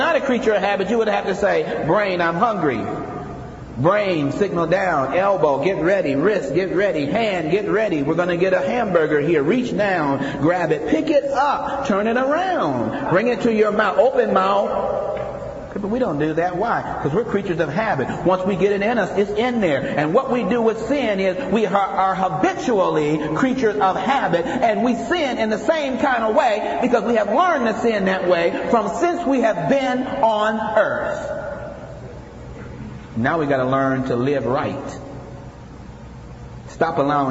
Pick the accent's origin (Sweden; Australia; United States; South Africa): United States; Akron, Ohio; I'm from Akron, Ohio, a population of 250,000.